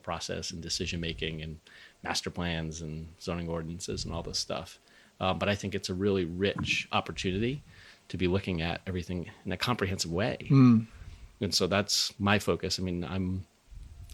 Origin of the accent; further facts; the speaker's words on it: Rhode Island, United States; moved away as an adult; also born or lived in Western Massachusetts / New Hampshire; I grew up in Rhode Island.